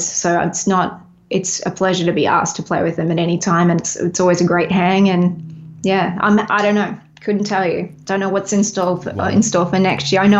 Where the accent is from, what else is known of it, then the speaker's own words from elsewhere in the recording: Nashville, Tennessee, United States; also born or lived in Los Angeles, United States; I know it is my it is my hometown. I've been here like I was in LA for was in LA for a little bit longer than I've been in Nashville now